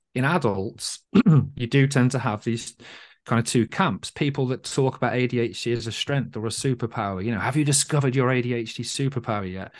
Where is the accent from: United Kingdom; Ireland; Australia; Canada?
United Kingdom; as a British person